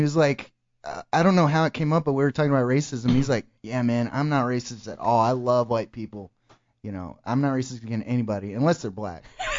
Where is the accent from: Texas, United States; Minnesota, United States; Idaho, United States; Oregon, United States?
Texas, United States; moved away; also born or lived in Oklahoma; growing up in Texas